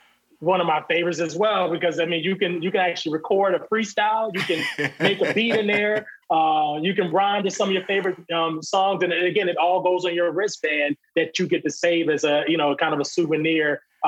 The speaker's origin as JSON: {"language": "English", "region": "Virginia", "country": "United States", "said": "we were just talking about how grateful we are to be from Virginia."}